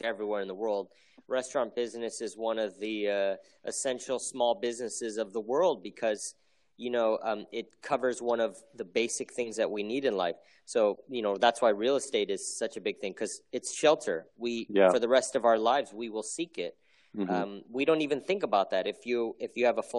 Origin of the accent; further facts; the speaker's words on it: United States; I'm Korean American